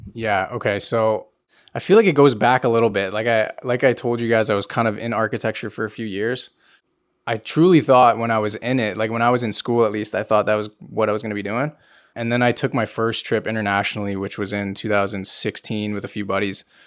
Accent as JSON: {"language": "English", "town": "King City", "region": "Ontario", "country": "Canada", "said": "I am from King City, so it's like 40 minutes north of Toronto."}